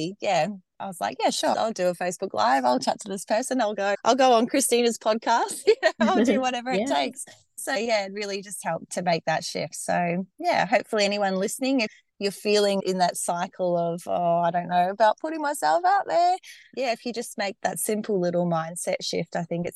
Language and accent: English; Australia; accent: Australian; I'm based in Australia, if you couldn't tell from my accent already